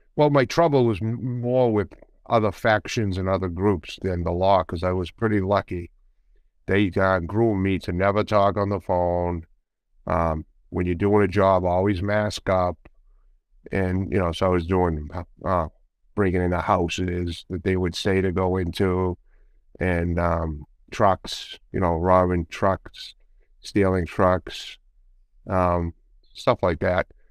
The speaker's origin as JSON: {"language": "English", "town": "Boston", "region": "Massachusetts", "country": "United States", "tie": "born or raised there", "also_born_or_lived": "Medford, Massachusetts", "said": "I was born in Boston, right out in, in the north end of Boston, and then we moved to the outskirts in a city, in a s, town city, actually, called Medford, Massachusetts"}